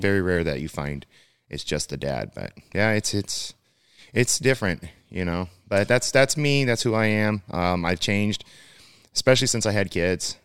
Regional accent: California, United States; also born or lived in Midwest; born and raised in California

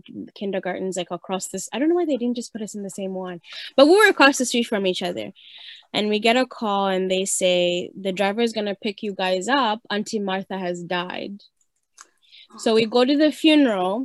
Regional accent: Uganda; moved away; I grew up in Uganda

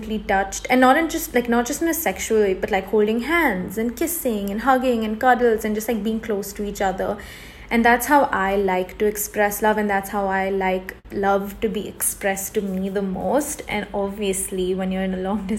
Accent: India; moved away; also born or lived in Los Angeles, United States; I'm Indian

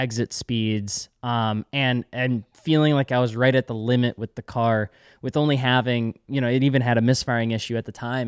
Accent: Eau Claire, Wisconsin, United States; moved away; my hometown in Eau Claire

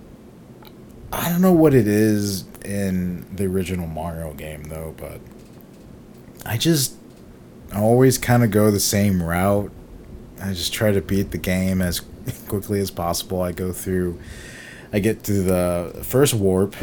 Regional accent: San Antonio, Texas, United States; growing up in San Antonio, super machismo.

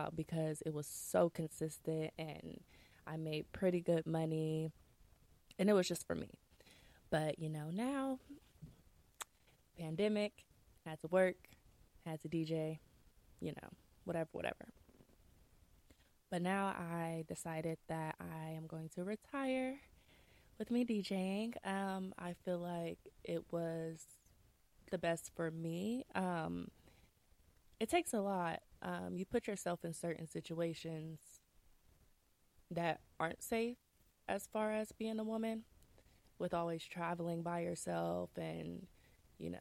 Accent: Columbus, Ohio, United States; also born or lived in Canton, Ohio; I'm originally from Canton, Ohio. I moved to Columbus when I was super, super young. Grew up

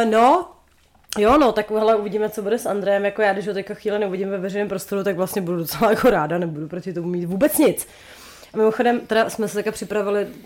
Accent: Ústí nad Labem Region, Czechia; jsem z Ústeckého

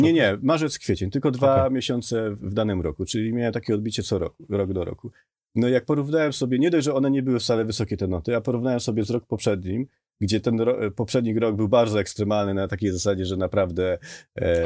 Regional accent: Podkarpacie, Subcarpathian Voivodeship, Poland; moved away as an adult; Jestem z Podkarpacia dosłownie, mieszkałem pod lasem

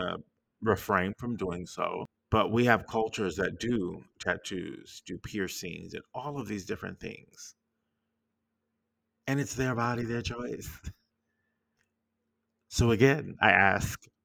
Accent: United States; as an American

